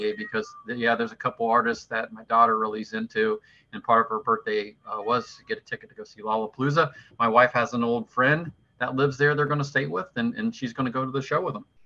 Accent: southwestern Ohio, United States; I grew up in southwestern Ohio

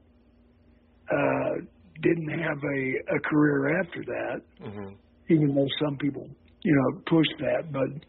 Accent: St. Joseph, Missouri, United States; born and raised in St. Joe.

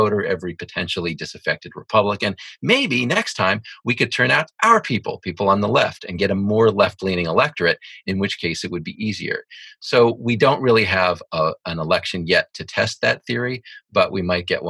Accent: Texas, United States; I grew up in Texas, okay?

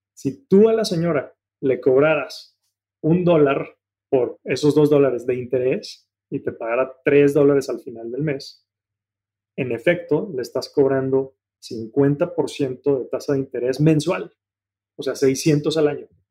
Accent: Mexico; moved away as an adult; also born or lived in Germany; a ti y a mí nos tocó afortunadamente crecer en un México de muchas oportunidades

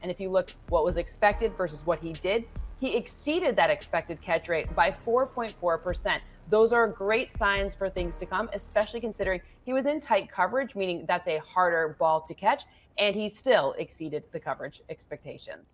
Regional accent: Michigan, United States; I'm obviously from Michigan

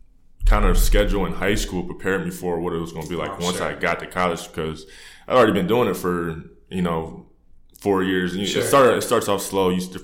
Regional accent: Canton, Ohio, United States; moved away as an adult; I born and raised in Canton, Ohio, which is, you know, the Hall of Fame city for football.

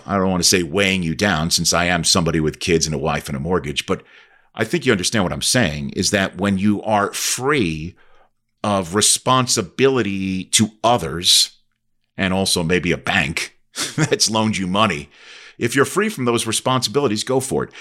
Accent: New York City, New York, United States; moved away as an adult; also born or lived in Michigan / Redding, California; I'm from Staten Island, New York

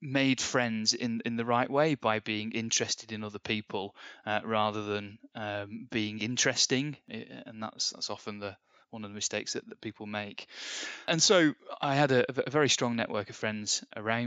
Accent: Bury, North West England, United Kingdom; Born in Bury. I like to say Lancashire, even though they moved the boundaries in 1974, just before I was born, and it became Greater Manchester. But still Lancashire to me. I grew up in the Northwest.

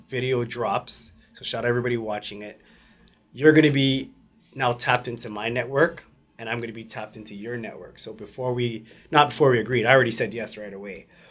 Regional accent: Mississauga, Ontario, Canada; We're from Mississauga

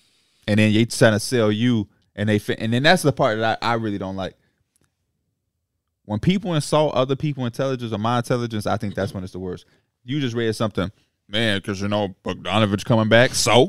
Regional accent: Chicago, Illinois, United States; And as a Chicagoan

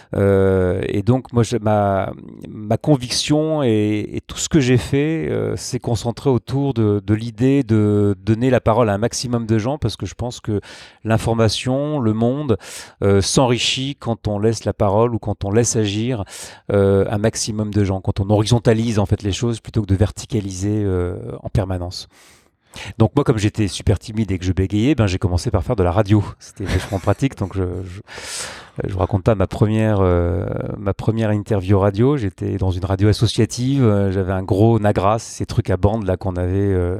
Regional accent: Grenoble, Auvergne-Rhône-Alpes, France; je suis originaire de Grenoble

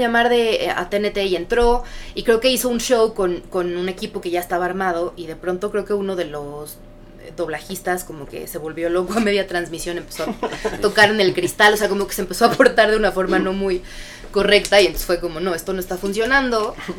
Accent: Mexico City, Mexico; also born or lived in United States / Chicago; yo nací en Estados Unidos, pero desde chiquita crecí, viví en México, en la Ciudad de México, toda mi vida

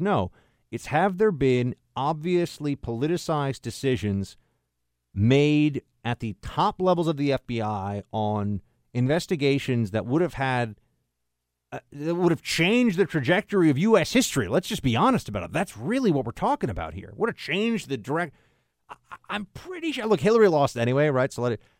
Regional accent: New York, United States; I'm from New York

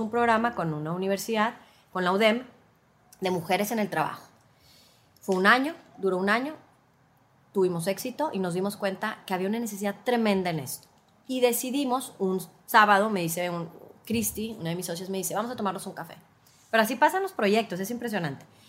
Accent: Mexico; por como fuimos criadas o culturalmente en México

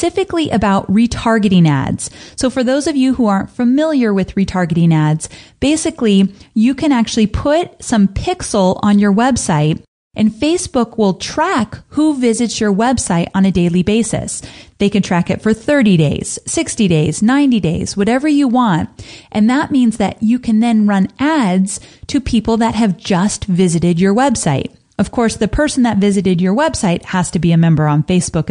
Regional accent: California, United States; Growing up in California

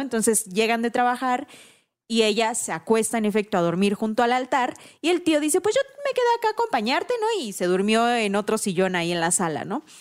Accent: Oaxaca, Mexico; moved away as an adult; llevo 10 años fuera de Oaxaca

